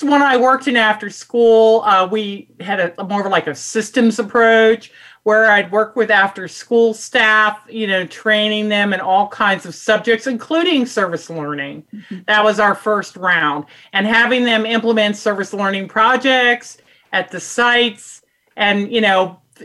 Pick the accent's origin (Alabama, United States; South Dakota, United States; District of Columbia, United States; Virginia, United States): District of Columbia, United States; Washington; I'm originally from Washington, D.C., one of the few natives of D.C.